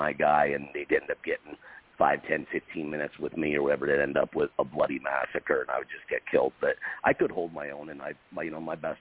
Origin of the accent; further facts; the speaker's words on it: Upper Peninsula, Michigan, United States; I grew up in the Upper Peninsula, Michigan